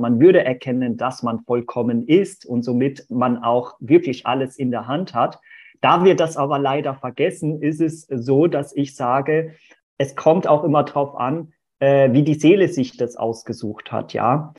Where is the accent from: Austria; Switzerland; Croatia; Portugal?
Portugal; now in Germany; ich bin ja gar nicht gebürtig aus Deutschland, sondern in Portugal tatsächlich geboren.